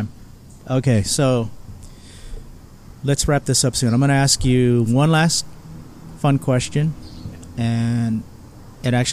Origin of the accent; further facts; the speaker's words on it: United States; I grew up in America